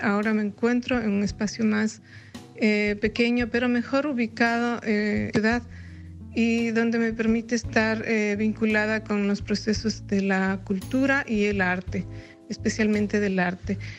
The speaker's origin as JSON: {"language": "Spanish", "town": "Ibarra", "region": "Imbabura", "country": "Ecuador", "tie": "born or raised there", "moved": "yes", "lives_now": "Leipzig, Germany", "said": "mi ciudad natal en relación al el quehacer cultural que cada uno de nosotros como ecuatorianos en otras partes del mundo, en especial como ibarreños"}